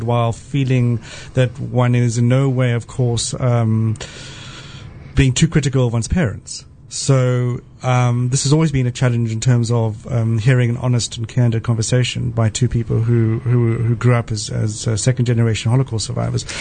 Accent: South Africa; moved away; I grew up in South Africa

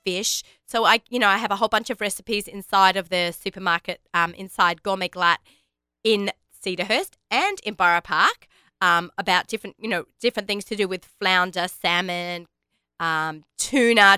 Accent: Australia; now in United States; I am Australian

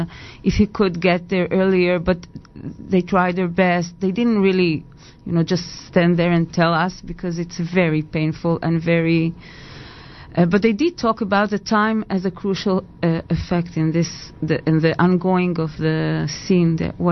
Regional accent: Petah Tikva, Central District, Israel; English is a second language; Petah Tikva.

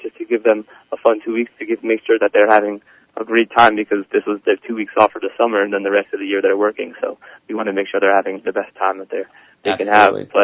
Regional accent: Livingston, New Jersey, United States; I'm from Livingston, New Jersey. I go to, RKYHS or Kushner. I'm a senior. I was born in Livingston.

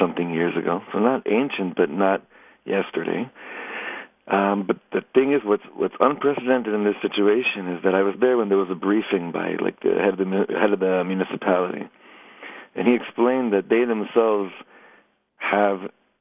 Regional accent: Los Angeles, California, United States; now in Efrat, Israel; I grew up in Los Angeles, and I used to go to Universal Studios as a kid a lot

